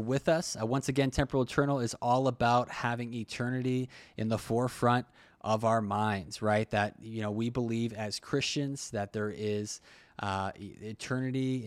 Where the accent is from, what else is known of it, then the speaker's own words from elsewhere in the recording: Brockton, Massachusetts, United States; where I'm from Brockton